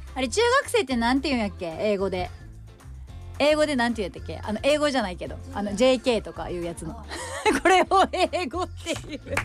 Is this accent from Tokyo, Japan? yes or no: no; Ōda, Shimane, Japan; moved away; 私が生まれ育った島根県大田市